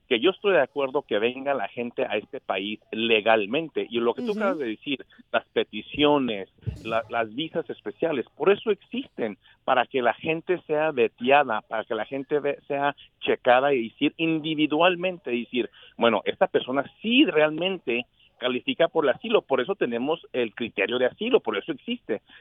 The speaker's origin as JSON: {"language": "Spanish", "region": "Texas", "country": "United States", "tie": "born or raised there", "said": "yo soy de ahí, de Texas, nacido aquí, de esta frontera"}